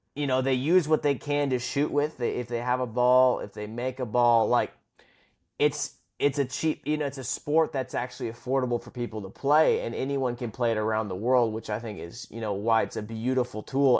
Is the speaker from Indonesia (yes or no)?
no; Vancouver, British Columbia, Canada; I'm from the West Coast, which Vancouver